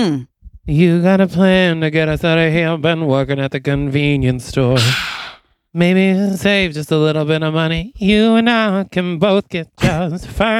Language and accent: English; New York, United States; Sorry, I'm from New York.